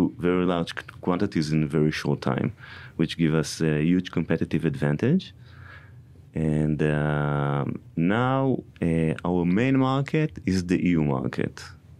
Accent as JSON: {"language": "English", "country": "Israel", "said": "Originally, I'm from Israel, but mostly I live in airplanes, you know."}